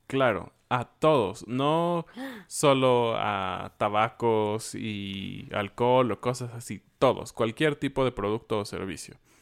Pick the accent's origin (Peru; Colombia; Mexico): Mexico; los mexicanos